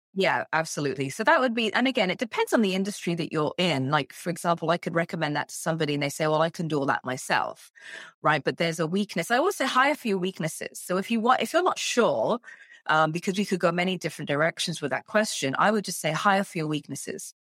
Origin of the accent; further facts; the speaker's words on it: England, United Kingdom; moved away as an adult; now in Canada; I'm English, born and raised in, in the U K